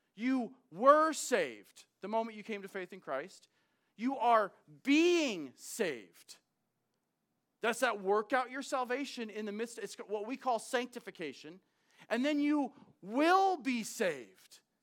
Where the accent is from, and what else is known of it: United States